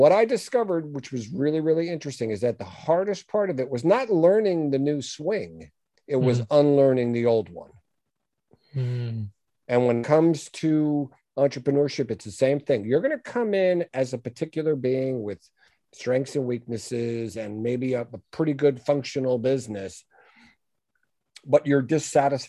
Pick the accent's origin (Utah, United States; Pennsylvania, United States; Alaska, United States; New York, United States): New York, United States; I'm a New Yorker